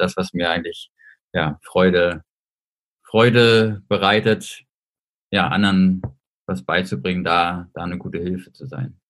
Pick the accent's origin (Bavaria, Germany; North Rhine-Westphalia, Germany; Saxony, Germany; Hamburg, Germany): Hamburg, Germany; moved away as an adult; now in Saarbrücken, Germany; bin jetzt hier im Homeoffice in meiner Heimatstadt Hamburg